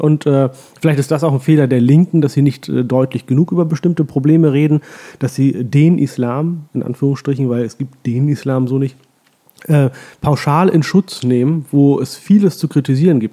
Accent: Hollern-Twielenfleth, Lower Saxony, Germany; moved away as an adult; also born or lived in Oldenburg / Hamburg / Heilbronn / Pakistan; now in Vienna, Austria; Meine Eltern sind ja, kurz genau. nach meiner Geburt dann äh, umgezogen in ein Dorf im alten Land äh, vor den Toren Hamburgs, das heißt Holland-Wielenfleet

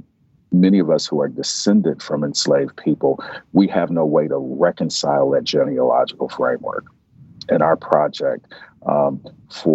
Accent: United States; as an American, as a Black American who's descended from enslaved people

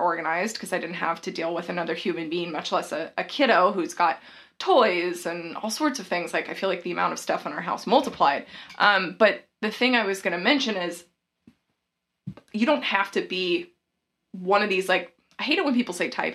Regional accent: the South, United States; I'm from the South

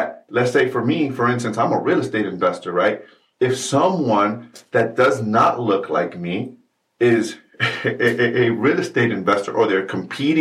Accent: New York City, New York, United States; I am a brown man that was born and raised in New York City in the United States of America.

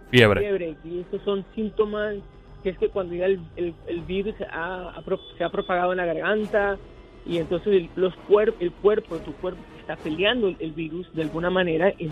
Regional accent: New York, United States; now in New Jersey, United States; aunque yo estoy en New Jersey, soy neoyorquino de corazón, así me creí, y crié allá, me crié allá

